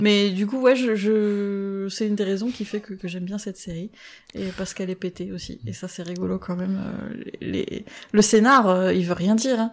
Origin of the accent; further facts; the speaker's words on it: France; on est français